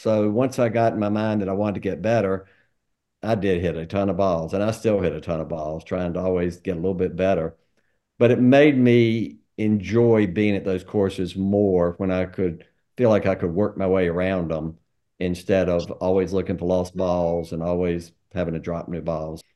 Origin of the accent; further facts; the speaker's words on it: Greensboro, North Carolina, United States; moved away as an adult; also born or lived in Atlanta; I grew up in Greensboro.